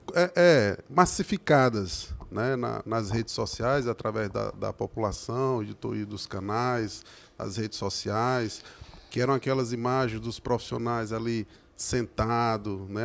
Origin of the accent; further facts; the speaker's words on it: Crateús, Ceará, Brazil; now in Horizonte, Brazil; quando eu era um moleque, lá em Crateus, eu sou natural de Crateus